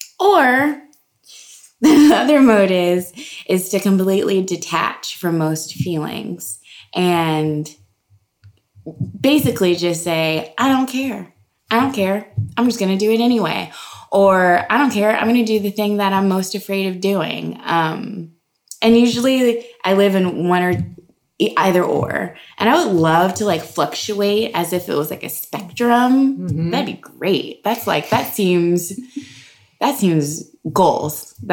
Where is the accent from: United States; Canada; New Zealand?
United States; the South; Mind you, my mom's in the audience, and I'm from the South